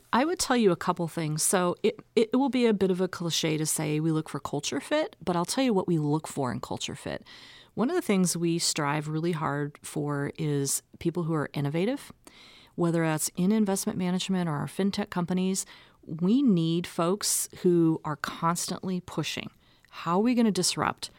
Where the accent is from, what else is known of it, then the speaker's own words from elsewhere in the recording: Omaha, Nebraska, United States; I'm actually a native of Omaha. So this is my hometown